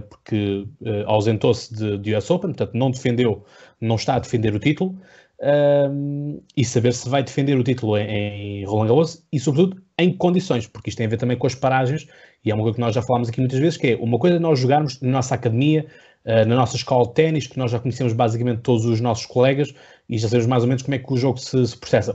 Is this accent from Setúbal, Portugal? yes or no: yes; Setúbal, Portugal; eu sou do Distrito de Setúbal